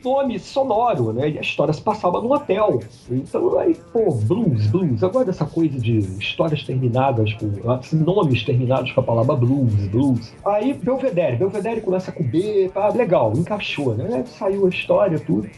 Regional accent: Macaé, Rio de Janeiro, Brazil; eu voltei para minha cidade natal, Macaé, em 92

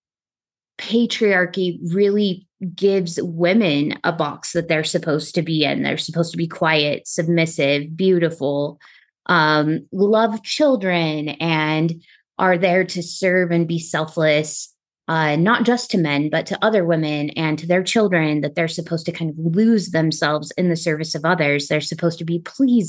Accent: Texas, United States; growing up in Texas

